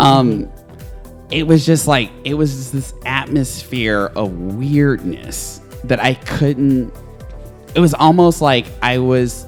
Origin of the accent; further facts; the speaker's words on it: Nashville, Tennessee, United States; I'm from, I was raised in Nashville